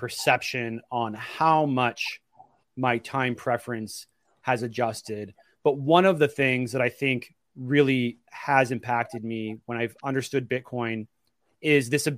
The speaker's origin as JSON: {"language": "English", "town": "Portland", "region": "Oregon", "country": "United States", "said": "I'm from Oregon."}